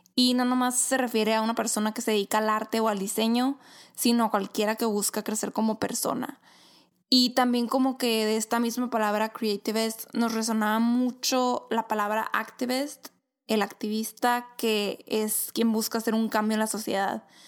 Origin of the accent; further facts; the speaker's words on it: Caborca, Sonora, Mexico; moved away as an adult; also born or lived in Hermosillo, Sonora, Mexico; now in Phoenix, United States; nací en Caborca, Sonora